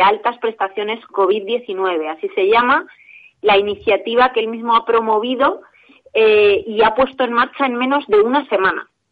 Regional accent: Spain; como españoles

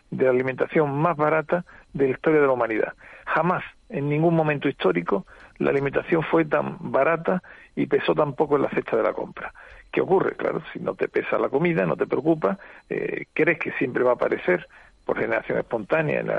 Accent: Seville, Andalusia, Spain; now in Córdoba, Spain; soy, sevillano, vivo en Córdoba.

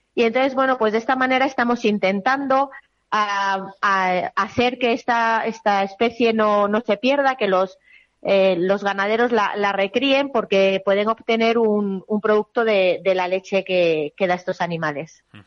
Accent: Sacramenia, Castile and León, Spain; mi, a mi pueblo

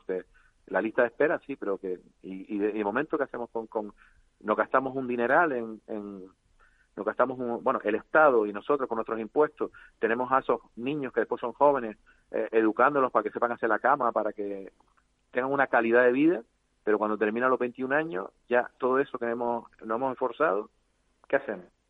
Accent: Canary Islands, Spain; accent: Canarian; los canarios somos muy especiales

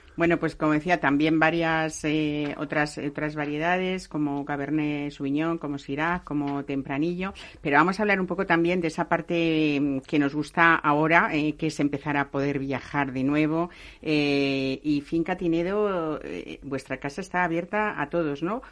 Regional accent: Castilla-La Mancha, Spain; Yo que soy medio castellano manchega

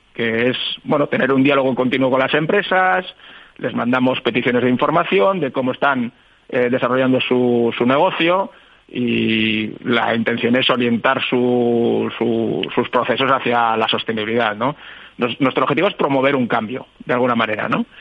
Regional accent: Bilbao, Basque Country, Spain; somos un poco de Bilbao

